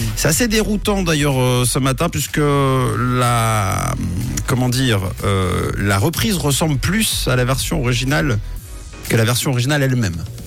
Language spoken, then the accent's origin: French; Switzerland; chez nous en Suisse